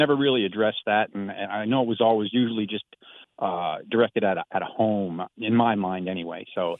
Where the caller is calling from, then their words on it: Rehoboth, Delaware, United States; I'm calling from Rehoboth, Delaware. It's beautiful down here.